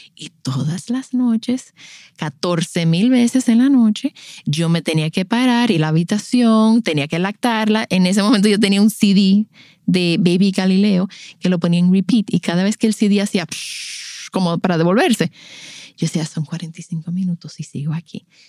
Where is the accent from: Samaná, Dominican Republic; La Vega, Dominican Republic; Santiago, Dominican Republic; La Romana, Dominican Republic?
La Romana, Dominican Republic; also born or lived in United States / Boston / Miami; yo crecí en La Romana. Eh, yo soy nacida en Estados Unidos, pero llegué a La Romana a los 10 años y ahí nos quedamos.